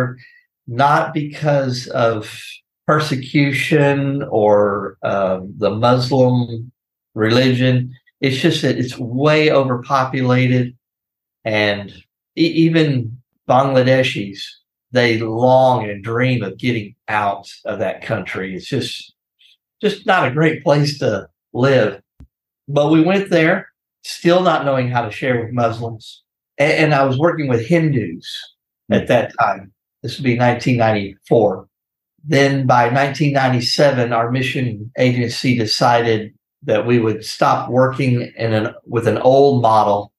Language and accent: English; Corpus Christi, Texas, United States; I'm from South Texas, Corpus Christi is where I was born, raised